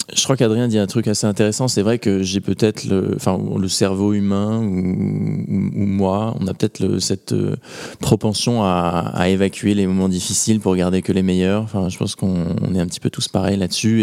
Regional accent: Normandy, France; je viens de Normandie

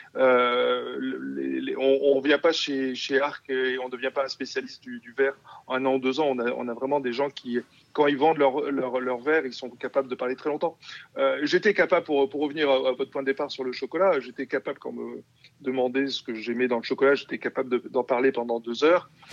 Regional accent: Bordeaux, Nouvelle-Aquitaine, France; also born or lived in Perpignan; now in Hauts-de-France, France; je suis d'origine de Bordeaux

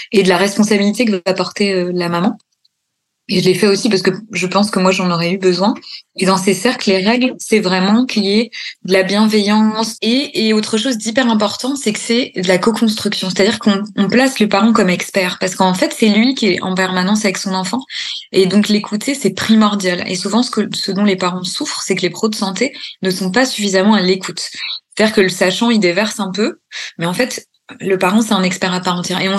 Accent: Normandy, France; born there; moved away as an adult; also born or lived in Paris; parce que je suis née en Normandie, j'ai bossé 10 ans à Paris, puis après, je suis partie en Bourgogne.

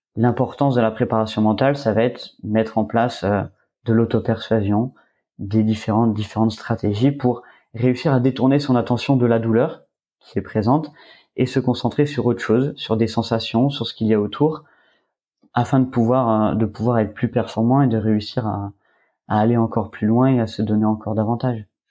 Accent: Var, Provence-Alpes-Côte d'Azur, France; je suis originaire du Var

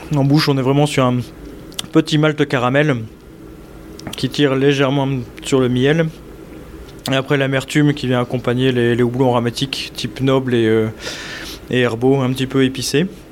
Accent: Lille, Hauts-de-France, France; moved away as an adult; now in Saint-Wandrille, France; dans ma jeunesse à Lille

